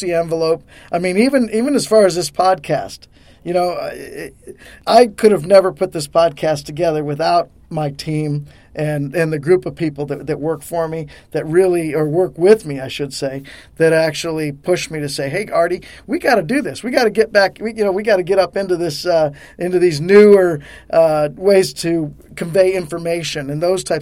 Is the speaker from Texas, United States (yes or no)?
no; Colorado, United States; moved away as an adult; now in Harrisburg, United States; I was from Colorado